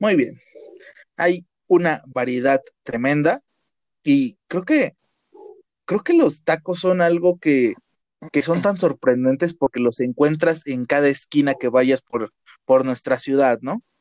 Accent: Mexico; los mexicanos

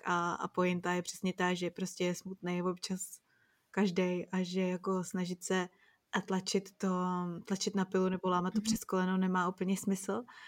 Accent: Czechia; moved away; my Češi

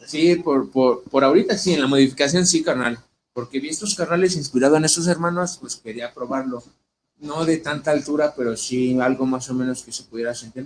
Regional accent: Ecatepec, State of Mexico, Mexico; moved away as an adult; now in Mexico City, Mexico; yo vengo de Ecatepec, Estado de México. Bueno, ahorita radico en DF

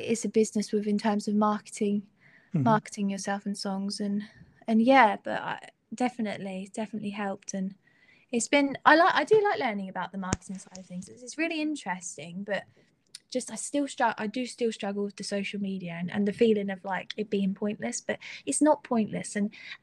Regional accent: Suffolk, East of England, United Kingdom; I'm from Suffolk

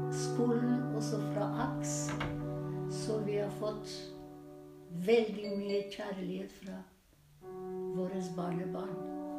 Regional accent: North Macedonia; Norwegian is a second language; moved away as an adult; now in Norway; vi kommer fra Makedonia, men det er en republikk

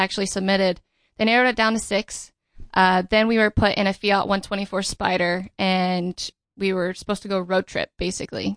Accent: Riverside, California, United States; I grew up in, uh, Riverside, California.

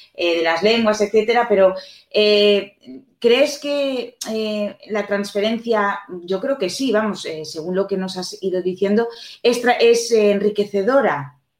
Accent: Spain; nosotros aquí en España

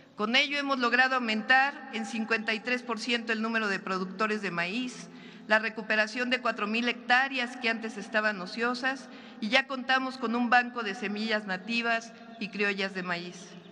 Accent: Mexico; como mexicanos

